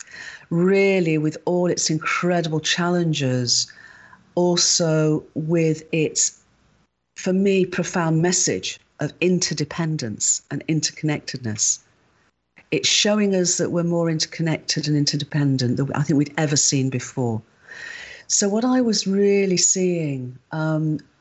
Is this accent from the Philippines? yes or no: no; United Kingdom; I'm a Brit